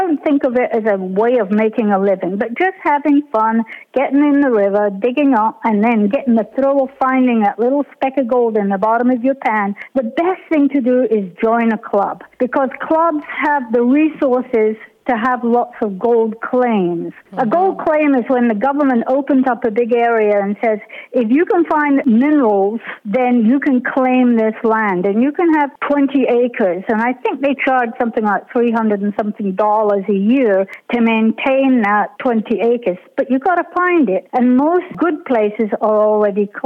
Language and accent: English; United Kingdom; being British